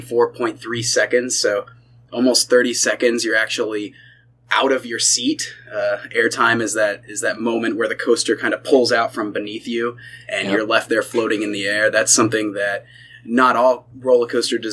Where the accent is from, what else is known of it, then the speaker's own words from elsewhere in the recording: Cincinnati, Ohio, United States; I grew up in the Cincinnati area